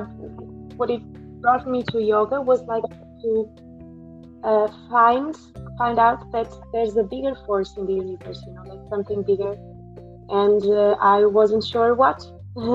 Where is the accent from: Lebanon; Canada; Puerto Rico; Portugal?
Portugal; now in United Kingdom; I'm from Portugal. And now I'm living in the UK right now.